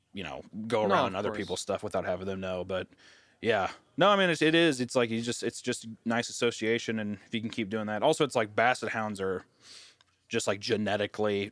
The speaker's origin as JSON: {"language": "English", "town": "Kearney", "region": "Missouri", "country": "United States", "tie": "born or raised there", "said": "I'm from Kearney, Missouri, which is outside of Kansas City, Missouri"}